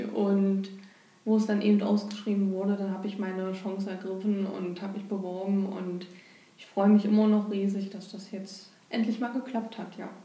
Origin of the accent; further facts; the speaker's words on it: Bernburg, Saxony-Anhalt, Germany; bin hier geboren und hier aufgewachsen und lebe auch hier